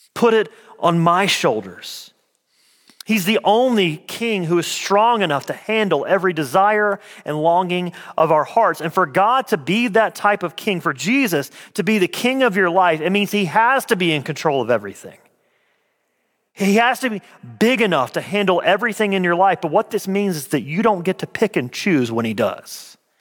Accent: Clay, Alabama, United States; I'm from a little town called Clay, Alabama

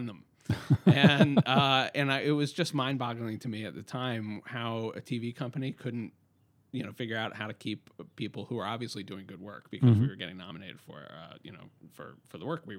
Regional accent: Baltimore, Maryland, United States; moved away as an adult; now in Los Angeles, United States; I grew up in Baltimore

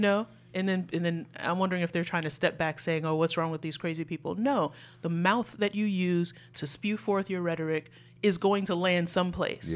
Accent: New York City, New York, United States; I'm from New York City public schools.

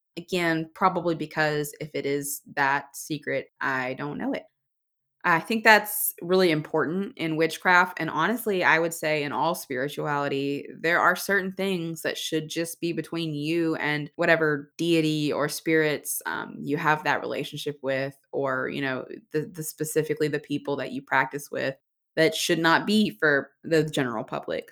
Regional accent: Alabama, United States; I was born and raised in Alabama

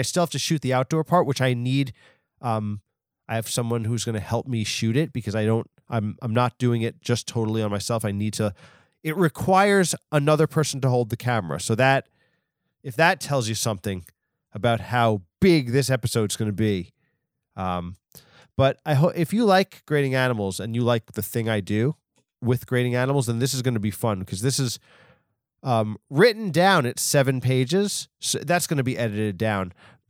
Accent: United States; I'm actually American, but for some reason you do me with this accent

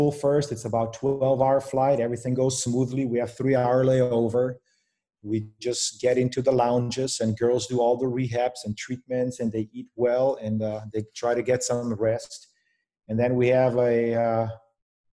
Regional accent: Slovenia; moved away as an adult; also born or lived in Provo, Utah, United States; now in Raleigh, United States; Born and raised in Slovenia

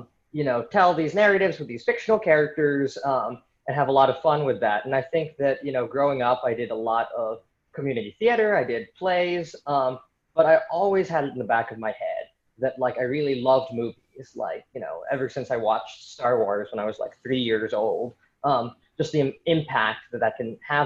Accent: San Francisco, California, United States; moved away as an adult; also born or lived in New York City; I'm from San Francisco originally

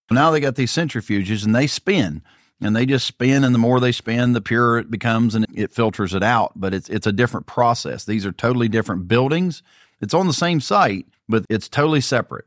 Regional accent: Pike County, Ohio, United States; I was born and raised in Pike County

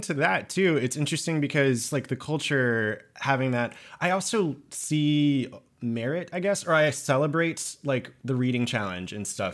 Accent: Georgia, United States; now in New York, United States; I'm from Georgia

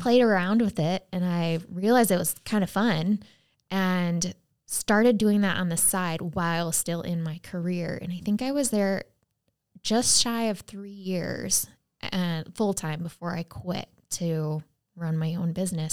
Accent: United States; so I'd say I'm from the U S

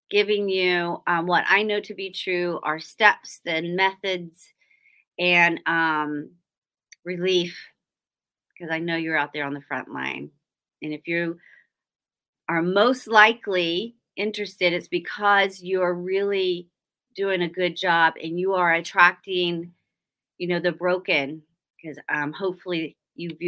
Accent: Oklahoma, United States; I'm from Oklahoma and we don't say y'all out there. We say you guys.

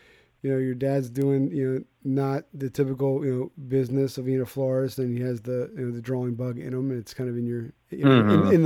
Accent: Philadelphia, Pennsylvania, United States; I'm from Philadelphia

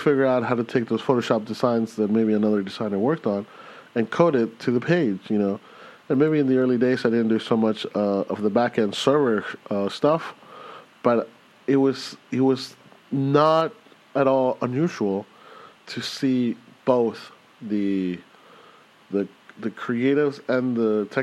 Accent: Los Angeles, California, United States; moved away; I went to a high school that was sponsored partly by the Bill Gates Foundation, but also by this initiative that the Los Angeles School District had

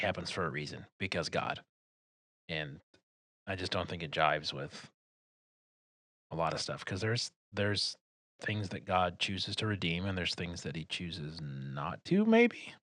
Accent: Detroit, Michigan, United States; I'm from Detroit.

